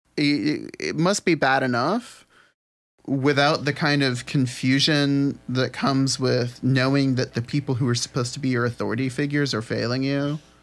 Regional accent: New Orleans, Louisiana, United States; my hometown of New Orleans, Louisiana

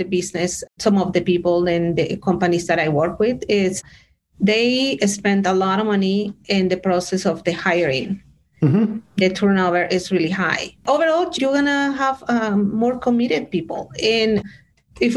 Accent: Bogotá, Colombia; English is a second language; also born or lived in Switzerland / France / Denver, Colorado, United States; now in United States; I am originally from Bogota, Colombia

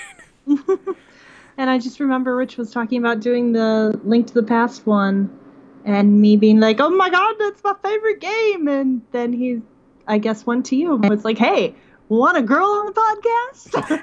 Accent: Midwest, United States; moved away as an adult; also born or lived in western Pennsylvania; now in Pennsylvania, United States; I'm from the Midwest

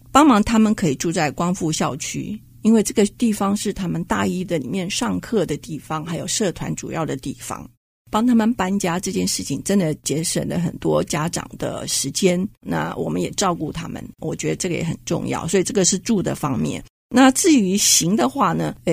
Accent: Hsinchu, Taiwan; 因为我是在地人，我是新竹人。

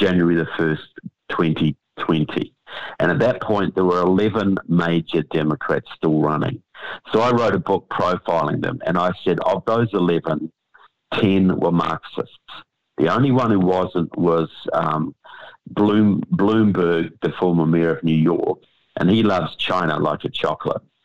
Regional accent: New Zealand; moved away; I come from New Zealand

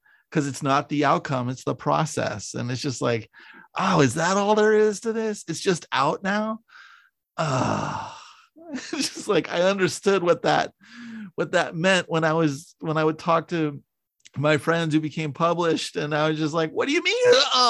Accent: Millbrae, California, United States; I grew up in Millbrae

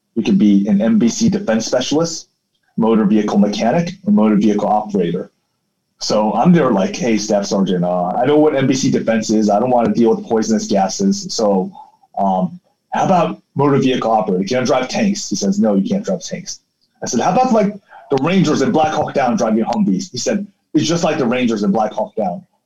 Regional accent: South Africa; moved away; also born or lived in Taiwan; I grew up in South Africa

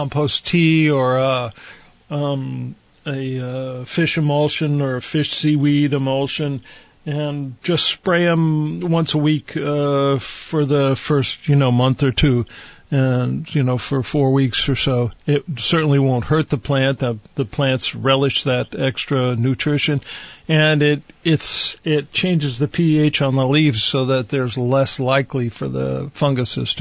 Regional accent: Poland, Ohio, United States; moved away; our little town of Poland, Ohio

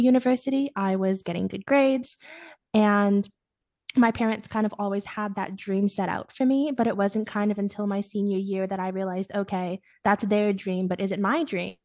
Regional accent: Ottawa, Ontario, Canada; moved away as an adult; now in Kingston, Canada; I'm from Ottawa

